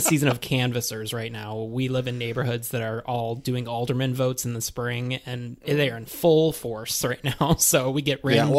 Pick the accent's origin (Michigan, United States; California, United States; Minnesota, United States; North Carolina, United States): Michigan, United States; northern; moved away; We are actually both not from Chicago. We are not Chicago natives. I'm actually from a very small town in northern Michigan where I grew up, and my graduating class was 50, if that clues you into how small it was.